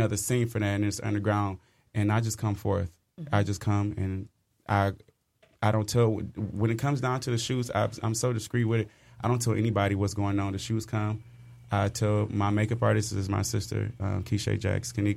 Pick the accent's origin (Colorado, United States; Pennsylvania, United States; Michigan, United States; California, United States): Michigan, United States; Inkster; I'm from Inkster